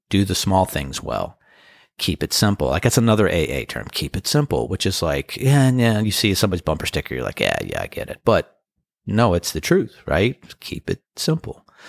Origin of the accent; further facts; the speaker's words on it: Annapolis, Maryland, United States; First time ever playing in Annapolis. That's my hometown